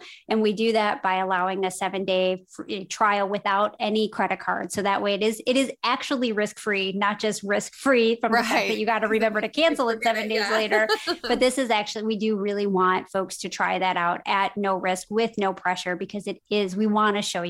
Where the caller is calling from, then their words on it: Carmel, Indiana, United States; I am actually in Carmel, Indiana. So it's not Carmel by the sea. It is Carmel by the corn.